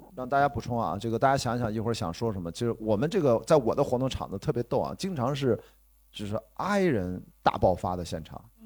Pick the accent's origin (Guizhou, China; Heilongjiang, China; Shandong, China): Shandong, China; Qingdao; 我在青岛长大